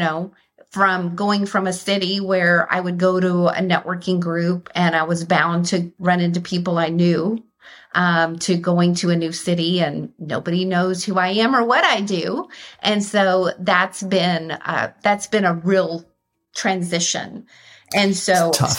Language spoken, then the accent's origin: English; Austin, Texas, United States; moved away as an adult; now in Atlanta, United States; I grew up in Austin and Texas